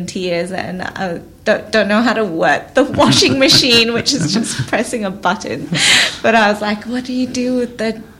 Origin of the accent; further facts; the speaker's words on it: Malaysia; moved away as an adult; now in Australia; When I was eight, so I was in Malaysia. I grew up in Malaysia. I came to Australia when I was 18.